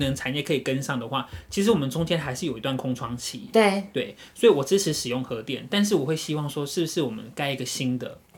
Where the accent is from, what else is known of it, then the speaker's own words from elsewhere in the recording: Pingtung County, Taiwan; 因为毕竟我是屏东人嘛。